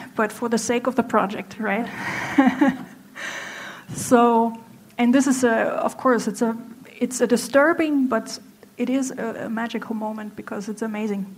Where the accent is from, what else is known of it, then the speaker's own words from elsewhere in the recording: Germany; English is a second language; moved away as an adult; now in Hangzhou, China; I'm from Germany.